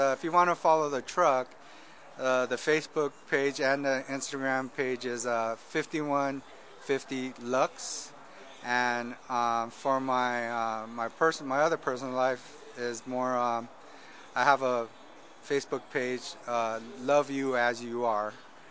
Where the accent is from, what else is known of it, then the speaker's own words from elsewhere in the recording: Southern California, United States; growing up in Southern California